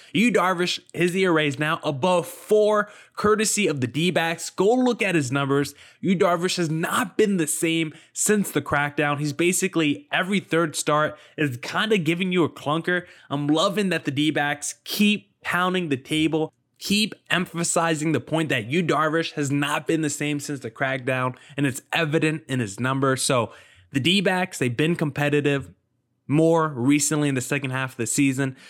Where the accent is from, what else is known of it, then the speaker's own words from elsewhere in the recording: New Jersey, United States; I grew up in New Jersey